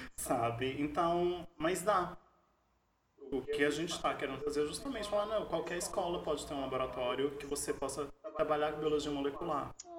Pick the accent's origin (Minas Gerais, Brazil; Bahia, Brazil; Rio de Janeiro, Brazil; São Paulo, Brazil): Minas Gerais, Brazil; moved away; eu sou mineiro